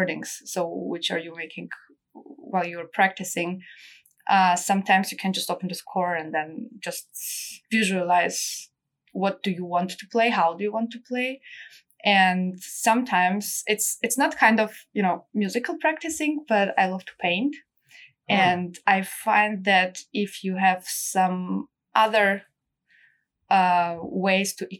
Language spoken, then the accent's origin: English; Armenia; now in Munich, Germany; I was born in Armenia in a family of musicians.